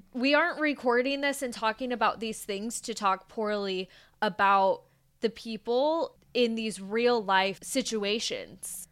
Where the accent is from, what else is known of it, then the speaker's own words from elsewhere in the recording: Las Vegas, Nevada, United States; I grew up in Las Vegas, we've all grown up in Las Vegas.